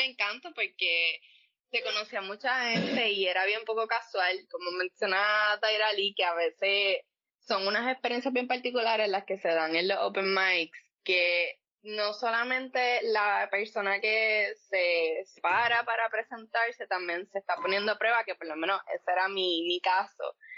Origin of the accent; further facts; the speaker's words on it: Coamo, Puerto Rico; also born or lived in Ponce; nací en Ponce, me crié en Coamo toda la vida, así que pues sí, soy pameña de pura cepa y pues boricua ante todo